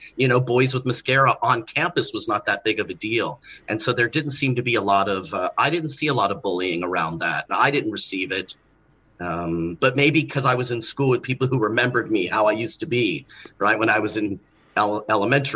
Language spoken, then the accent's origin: English; Los Angeles, California, United States; I grew up in Los Angeles